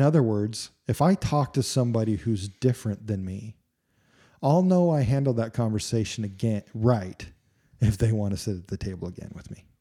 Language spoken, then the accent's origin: English; United States; I love being an American.